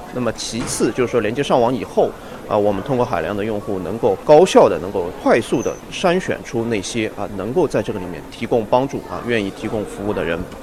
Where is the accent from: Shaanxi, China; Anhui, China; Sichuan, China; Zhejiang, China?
Sichuan, China; Nanchong; moved away; 我们老家那个地方啊，呃，原来叫果城，产什么呢？产橘子。